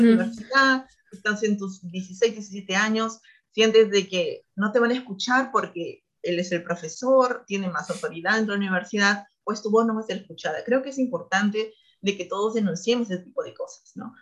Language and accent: Spanish; Peru; moved away as an adult; also born or lived in Purdue, United States; now in United States; como peruanos, como nuestra comunidad era muy pequeña